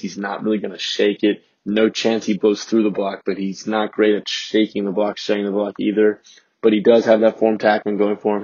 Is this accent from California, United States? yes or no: no; Richmond, Virginia, United States; I'm a Ram too, Ram by heart, Richmond native